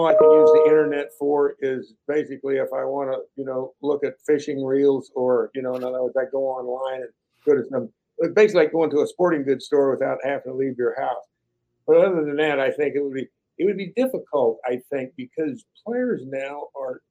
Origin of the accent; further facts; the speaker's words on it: Northeast Kansas, United States; I grew up in Northeast Kansas, basically in a little farming town